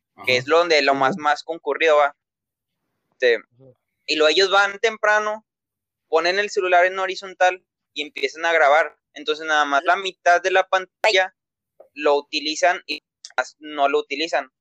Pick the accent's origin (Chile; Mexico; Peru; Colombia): Mexico; aquí en México, porque somos de México